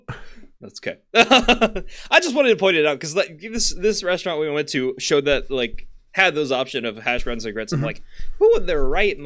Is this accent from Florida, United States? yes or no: yes; Florida, United States; I grew up in Florida. I know that's not the south.